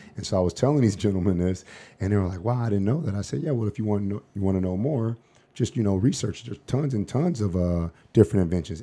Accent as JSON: {"language": "English", "town": "Los Angeles", "region": "California", "country": "United States", "tie": "born or raised there", "also_born_or_lived": "Seattle, Washington", "moved": "as an adult", "lives_now": "Phoenix, United States", "said": "growing up in South Central L"}